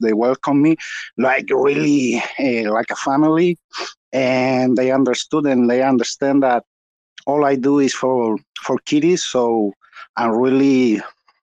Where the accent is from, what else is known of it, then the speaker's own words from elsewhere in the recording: Chile; I'm from Chile, South America